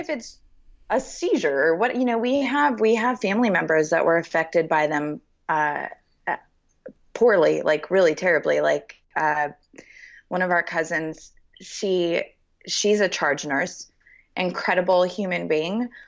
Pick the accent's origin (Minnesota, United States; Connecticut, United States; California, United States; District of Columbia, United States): California, United States; Los Angeles; now in Nashville, United States; I grew up in Los Angeles. I was born and raised there.